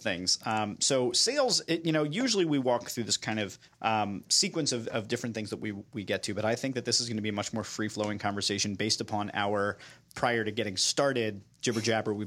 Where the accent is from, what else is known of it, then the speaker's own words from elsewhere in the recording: New York, United States; now in Philadelphia, United States; I'm from New York, transplanted